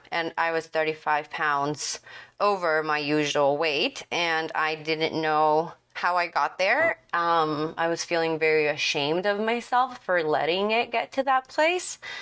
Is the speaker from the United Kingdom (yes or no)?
no; Ecuador; now in Dallas, United States; I'm from Ecuador and I live in Dallas